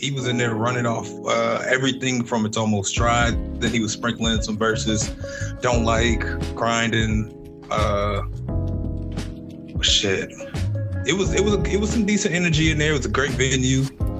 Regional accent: San Antonio, Texas, United States; from San Antonio.

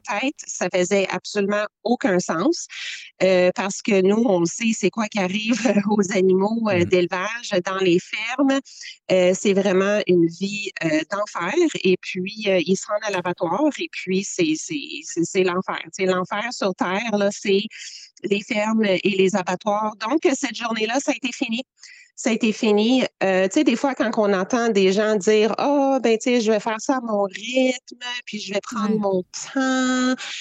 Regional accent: Quebec, Canada; je suis québécoise avec l'antécédence. Euh, amérindien

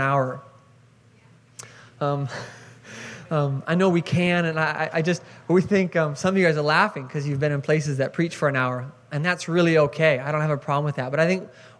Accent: Seattle, Washington, United States; moved away as an adult; I grew up in Seattle, Washington

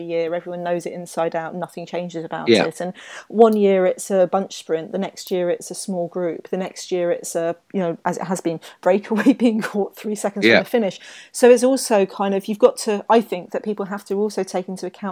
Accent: United Kingdom; I'm British.

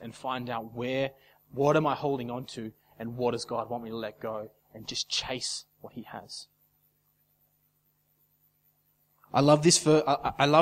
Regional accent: Casino, New South Wales, Australia; can anything good come out of a casino? That's my hometown

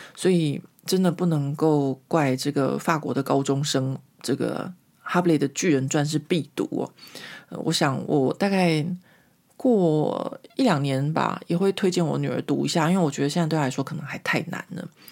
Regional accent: Taiwan; moved away as an adult; now in Paris, France; 因为我离开台湾的事情很久了，或者说我小时候就长大在一个民风保守的台湾

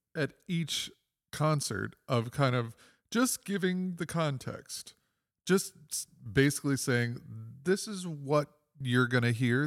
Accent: Toledo, Ohio, United States; I'm one of two composers who, on this festival who is actually born here.

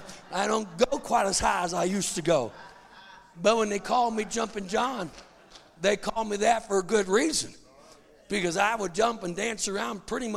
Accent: United States; I'm an American

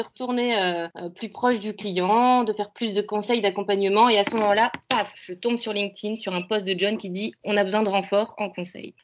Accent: Lille, Hauts-de-France, France; moved away; also born or lived in Paris; je suis lilloise d'origine

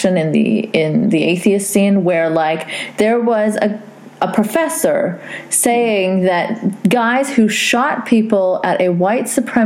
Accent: Canada; I'm Canadian

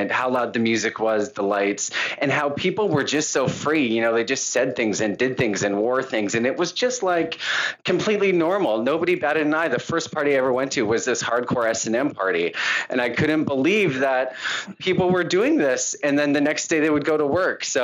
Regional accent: Calgary, Alberta, Canada; And growing up in Calgary, I was always different. I was soft.

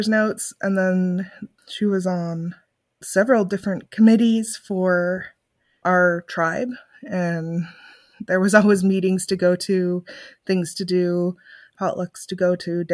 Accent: Nome, Alaska, United States; I am originally from Nome, Alaska

